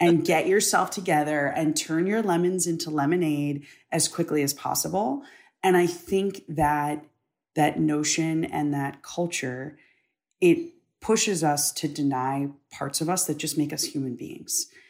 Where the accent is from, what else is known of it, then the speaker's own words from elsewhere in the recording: United States; I'm an American. Being an American is all that I've ever known. Like you, I was raised to be proud of this country